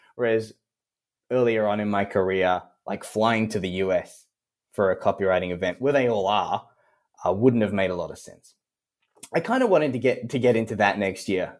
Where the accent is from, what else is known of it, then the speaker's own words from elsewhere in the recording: Australia; accent: Australian; as an Australian